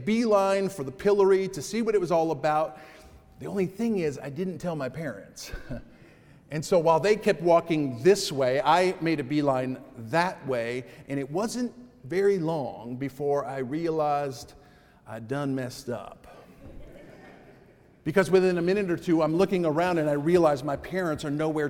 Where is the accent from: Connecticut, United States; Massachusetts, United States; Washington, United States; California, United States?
Connecticut, United States; as a kid from growing up in Connecticut